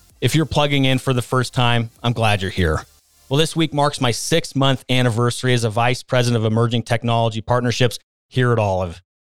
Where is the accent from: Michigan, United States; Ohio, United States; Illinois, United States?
Ohio, United States; I was drawn in by the prescription drug abuse problem that consumed my hometown in Ohio and impacted my family personally.